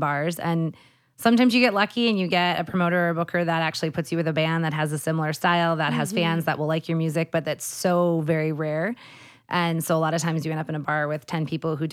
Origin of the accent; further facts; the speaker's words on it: Midwest, United States; I'm from the Midwest